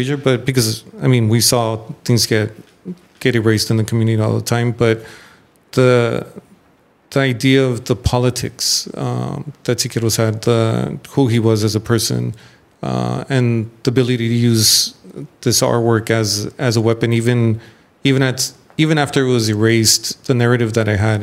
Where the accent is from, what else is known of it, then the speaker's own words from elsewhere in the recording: San Gabriel Valley, California, United States; I'm from San Gabriel Valley